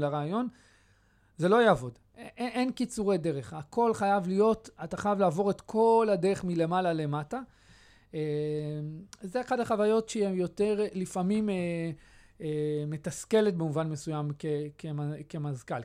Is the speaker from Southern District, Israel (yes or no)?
no; Beit Shemesh, Jerusalem District, Israel; also born or lived in Kiryat Arba; בתור ילד גדלתי בקריית ארבע, זה, זה, זה, זה תקופת הילדות שלי. בתחילת האינתיפאדה הראשונה עברנו לבית שמש